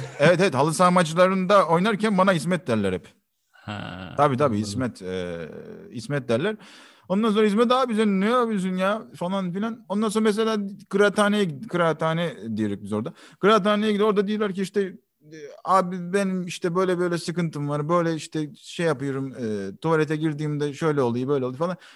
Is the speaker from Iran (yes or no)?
no; Kayseri Province, Turkey; accent: Kayseri; E, aslen Gayserliyim. Gayserli olduğum zaten şivemden anlaşılıyor.